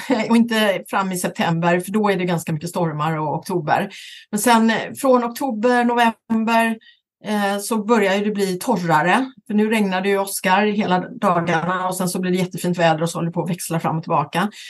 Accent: Västra Götaland, Sweden; accent: Gothenburg dialect; now in Stockholm, Sweden; Jag pratar göteborgska då va? Eh, och därför har jag också eh, Johan Gry exempelvis som, eh, och så vidare. Men nu har jag ju bott 30, över 30 år i Stockholm

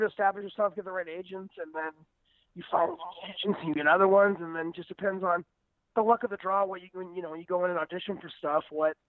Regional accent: Florida, United States; now in Los Angeles, United States; I'm from Florida

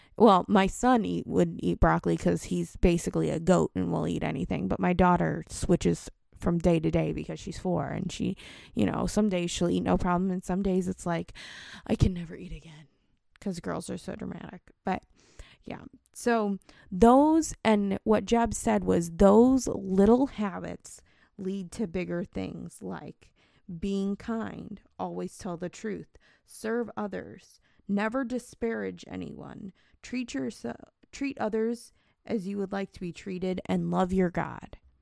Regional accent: St. Louis, Missouri, United States; moved away; also born or lived in Cincinnati; I grew up in Saint Louis

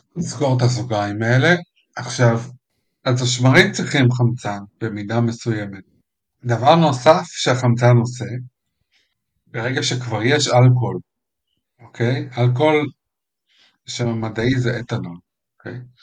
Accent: Israel

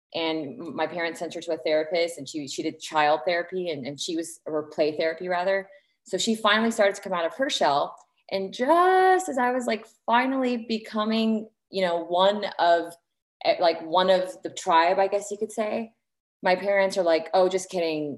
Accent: Lebanon; also born or lived in Indianapolis, United States; So my parents are both Lebanese, and I was born in Indianapolis in the United States. And then we moved to Lebanon when I was just turning 9. Very awkward time to move to a new country

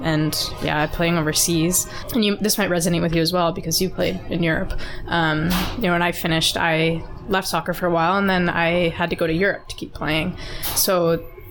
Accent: Calgary, Alberta, Canada; also born or lived in Serbia; I'm from here? Calgary.

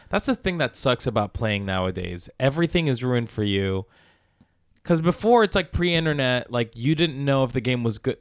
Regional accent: Palmira, Valle del Cauca, Colombia; I was born in Colombia, in South America, in a village, Palmira, Colombia, Valle de Cauca.

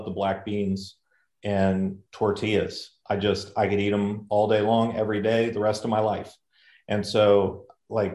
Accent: United States; I'm from the States, always been in the States

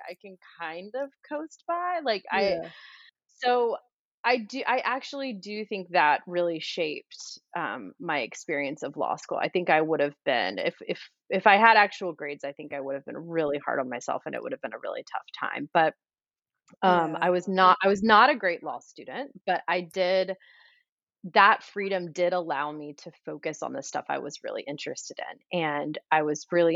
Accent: the South, Georgia, United States; also born or lived in South Carolina; I grew up in the South in Georgia and South Carolina

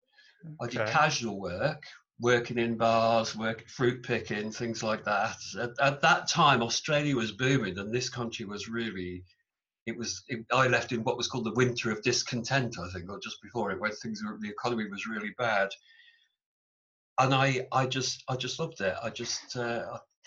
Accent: Stafford, West Midlands, United Kingdom; also born or lived in Rugby; I grew up in Stafford in the Midlands in England

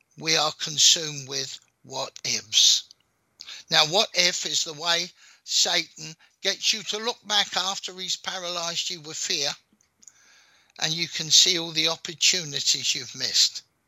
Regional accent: London, United Kingdom; accent: London; I was born in London

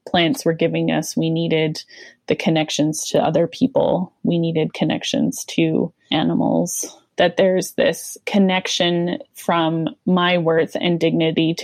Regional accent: Calgary, Alberta, Canada; also born or lived in Regina, Saskatchewan; moved to the Calgary church when I was in grade 3.

